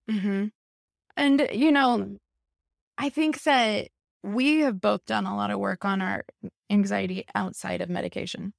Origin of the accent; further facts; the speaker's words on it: Midwest, United States; moved away as an adult; also born or lived in Los Angeles, California; I grew up here in the Midwest. I lived in L A for many, many years.